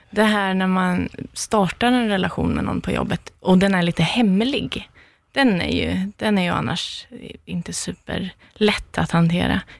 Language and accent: Swedish; Kisa, Östergötland, Sweden; där jag kommer ifrån va? Gud vad vackert. Ja, från Kisa.